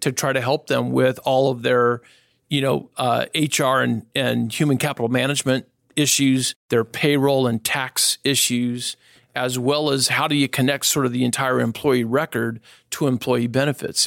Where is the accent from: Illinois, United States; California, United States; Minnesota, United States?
California, United States; Northern; I was born and raised here in Northern California